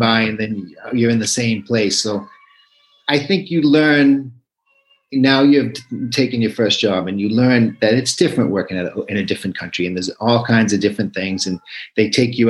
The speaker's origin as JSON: {"language": "English", "town": "Boston", "region": "Massachusetts", "country": "United States", "tie": "born or raised there", "also_born_or_lived": "New Hampshire / Tianjin, China", "moved": "as an adult", "lives_now": "Cairo, Egypt", "said": "I grew up in Greater Boston, and then went to New Hampshire"}